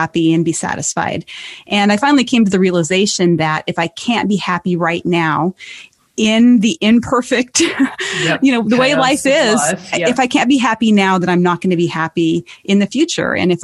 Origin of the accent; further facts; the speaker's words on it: Montana, United States; my home state is Montana